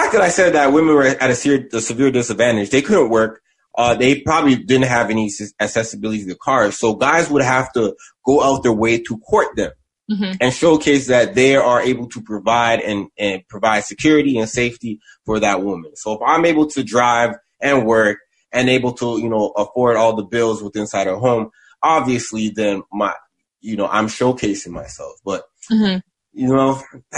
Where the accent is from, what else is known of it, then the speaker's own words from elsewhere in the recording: the West, Ontario, Canada; I'm from the West